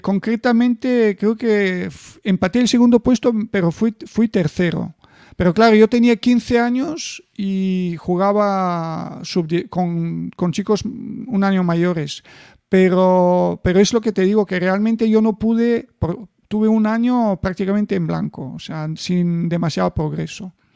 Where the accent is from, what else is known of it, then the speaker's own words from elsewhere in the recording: Bulgaria; en mi país, o sea, en Bulgaria empecé a ganar los campeonatos nacionales de mi edad, los infantiles